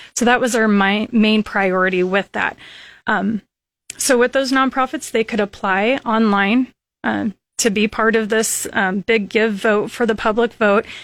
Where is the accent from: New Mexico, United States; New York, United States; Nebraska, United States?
Nebraska, United States; Lincoln; also born or lived in Dorchester, Nebraska; I grew up in Lincoln, and Went all through school here